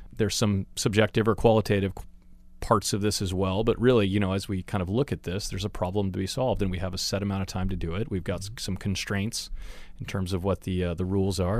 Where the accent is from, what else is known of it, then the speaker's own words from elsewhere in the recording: Chico, California, United States; I grew up in Chico, California.